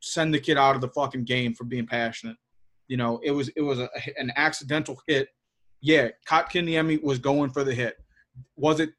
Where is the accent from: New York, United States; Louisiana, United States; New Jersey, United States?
Louisiana, United States; New Orleans; I'm fucking from New Orleans